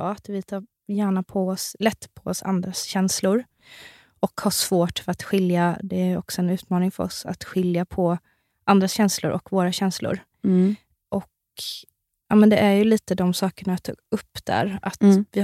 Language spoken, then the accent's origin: Swedish; Värnamo, Jönköping County, Sweden; Värnamo. Värnamo.